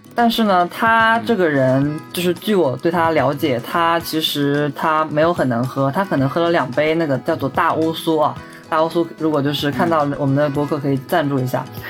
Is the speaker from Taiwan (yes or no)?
no; Ningbo, Zhejiang, China; 我是宁波人